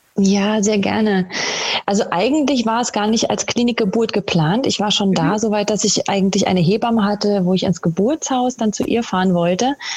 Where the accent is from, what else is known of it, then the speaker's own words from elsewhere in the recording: Berlin, Germany; moved away as an adult; now in Austria; Ich komme ursprünglich aus Berlin